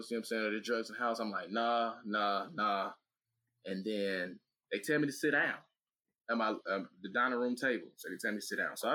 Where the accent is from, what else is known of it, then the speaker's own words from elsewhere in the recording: Atlanta, Georgia, United States; I'm from Atlanta. I know how to work my one.